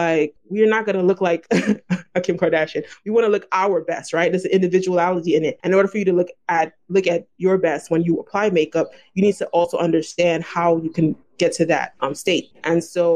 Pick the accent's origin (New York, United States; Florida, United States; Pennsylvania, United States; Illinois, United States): New York, United States; New York City; my family's from Haiti and I was born in Brooklyn, I'm first generation.